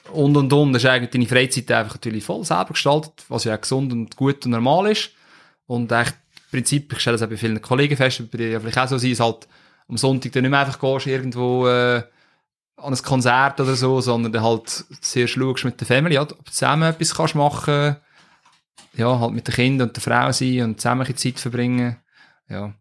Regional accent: Switzerland; bei uns in der Schweiz

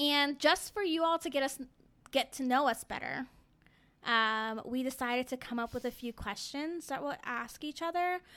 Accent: Fairfax, Virginia, United States; I grew up in Fairfax, Virginia

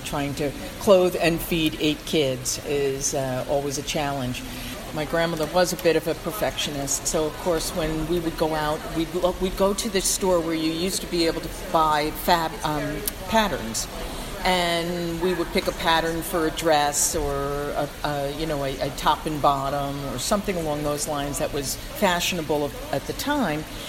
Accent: White Plains, New York, United States; also born or lived in New Rochelle, New York; I'm really a native Westchester person. I was born in White Plains, I lived in New Rochelle, and now I've been in Rye for about uh, 15 years.

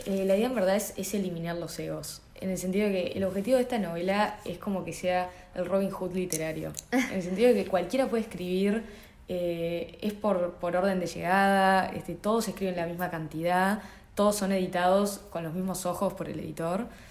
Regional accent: Montevideo, Uruguay

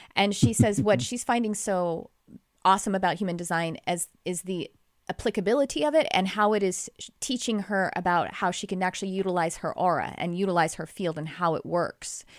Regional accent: Texas, United States; accent: Texas; That's my Texas accent coming out.

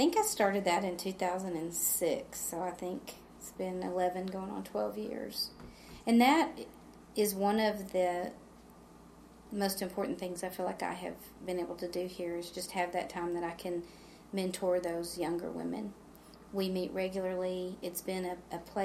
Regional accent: San Angelo, Texas, United States; moved away as an adult; I grew up in San Angelo, but I never attended church at Johnson Street until 2004. We moved back to San Angelo

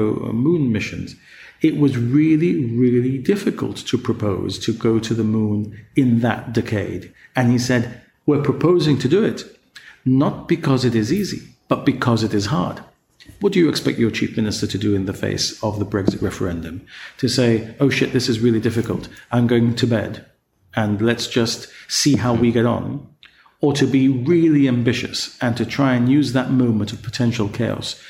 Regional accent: Gibraltar

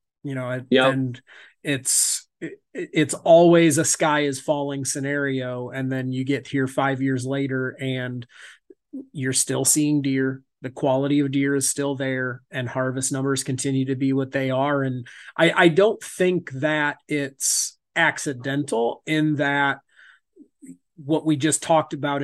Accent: Northeast Indiana, United States; I'm in Indiana

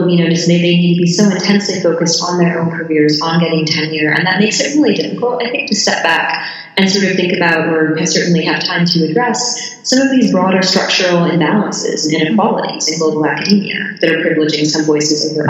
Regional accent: United States; So, you know, I'm, of course, I'm American

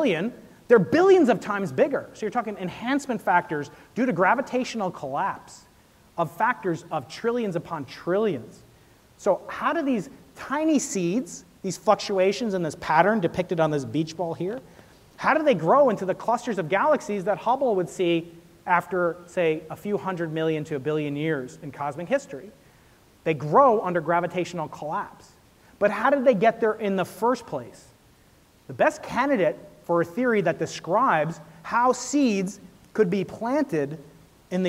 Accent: New York, United States; I'm a New Yorker

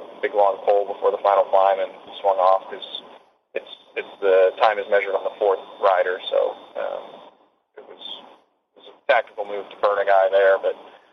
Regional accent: United States; for me as an American

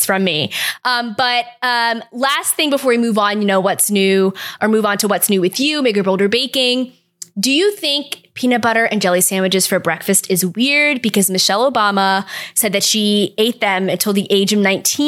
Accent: United States; revealing me as very American

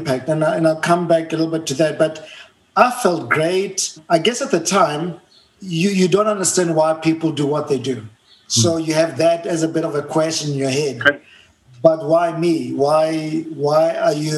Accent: Johannesburg, Gauteng, South Africa; English is a second language; So I was born and bred in Soweto, a small place called Rockville in Soweto, Johannesburg, South Africa

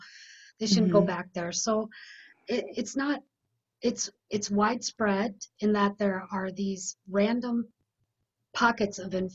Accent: South Dakota, United States; from working in my other state, my home state of South Dakota, and dealing with CPS clinically.

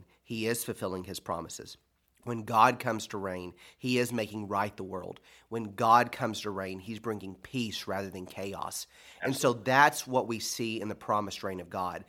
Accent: United States; I'm an American

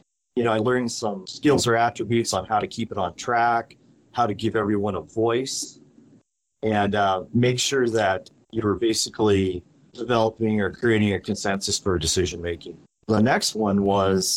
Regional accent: Great Falls, Montana, United States; I was born and raised in Great Falls, Montana

